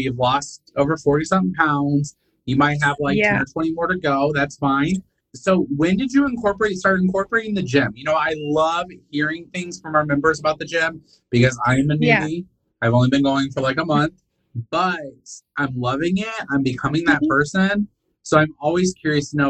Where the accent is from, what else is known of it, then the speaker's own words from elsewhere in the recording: Indiana, United States; moved away as an adult; now in Alabama, United States; I was born and raised in Indiana.